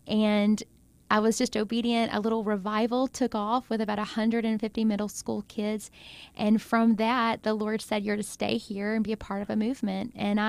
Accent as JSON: {"language": "English", "region": "Mississippi", "country": "United States", "tie": "born or raised there", "said": "I'm from Mississippi. This is my hometown."}